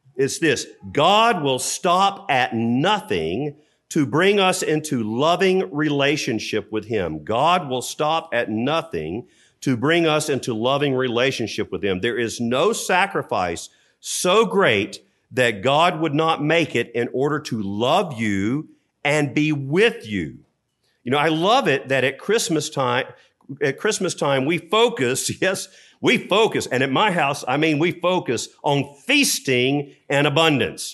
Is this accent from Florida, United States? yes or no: no; North Carolina, United States; I'm from North Carolina.